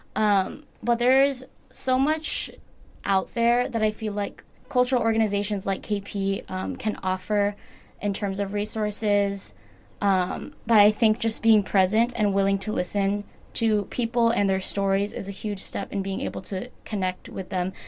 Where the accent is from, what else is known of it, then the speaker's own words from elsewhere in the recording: United States; a second generation American